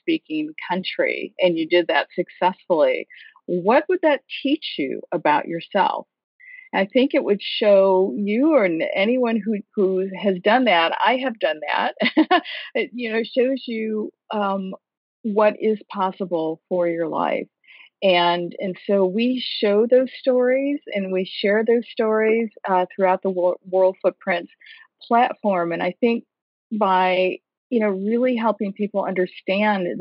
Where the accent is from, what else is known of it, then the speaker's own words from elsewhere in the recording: Michigan, United States; now in Washington, D.C., United States; Michigan, my home state